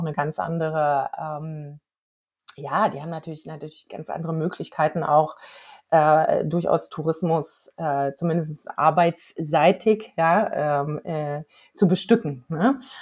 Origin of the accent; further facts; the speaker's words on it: Germany; hier bei uns in Deutschland